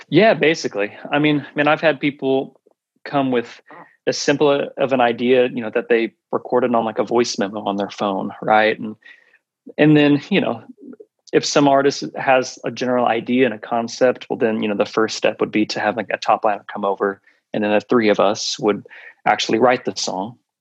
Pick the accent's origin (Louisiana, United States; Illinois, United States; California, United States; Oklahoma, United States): Oklahoma, United States; Oklahoma City; moved away; in Oklahoma City. That's where I'm originally from. Mm. And growing up in Oklahoma